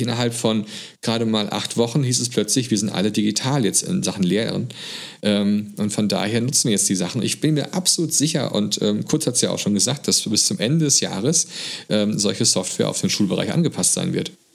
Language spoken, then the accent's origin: German; Germany; hier bei uns in Deutschland